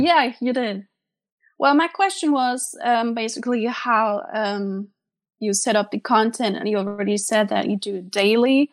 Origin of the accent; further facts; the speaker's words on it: Germany; from Germany